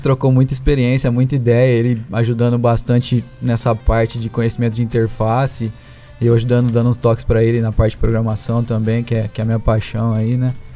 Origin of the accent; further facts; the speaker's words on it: Ribeirão Preto, São Paulo, Brazil; sou daqui de Ribeirão, nasci, cresci aqui, sempre morei aqui